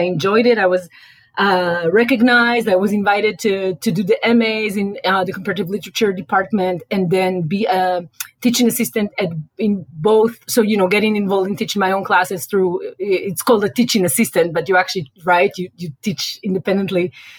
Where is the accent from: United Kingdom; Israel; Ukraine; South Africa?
Israel; accent: Israeli; moved away; I'm Israeli, as you can tell by my accent. I got my BA and MA actually in Israel, in Tel Aviv University.